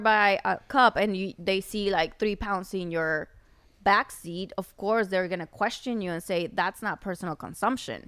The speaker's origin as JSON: {"language": "English", "region": "Chihuahua", "country": "Mexico", "tie": "born or raised there", "also_born_or_lived": "Ciudad Juarez, Mexico / United States", "second_language": "English", "moved": "as an adult", "lives_now": "Mexico City, Mexico", "said": "I was born in Chihuahua"}